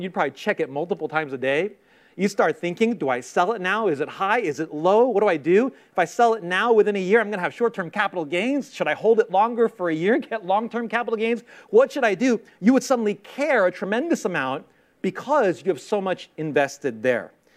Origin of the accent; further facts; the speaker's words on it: New York City, New York, United States; I grew up in Queens, in Queens, New York